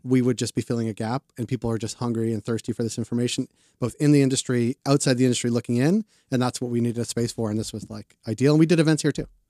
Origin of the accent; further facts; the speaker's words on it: Boston, Massachusetts, United States; moved away as an adult; also born or lived in Atlanta; now in Canada; I'm from Boston, Jewish kids from Boston